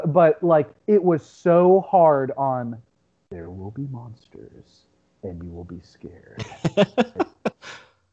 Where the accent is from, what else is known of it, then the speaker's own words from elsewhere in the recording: Lumberton, Texas, United States; growing up in East Texas, man, in a place, I'll say it. The my hometown is called Lumberton.